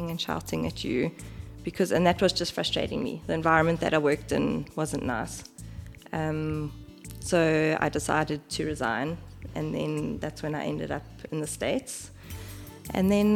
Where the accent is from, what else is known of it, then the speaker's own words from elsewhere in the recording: KwaZulu-Natal, South Africa; now in Johannesburg, South Africa; I'm originally from Natal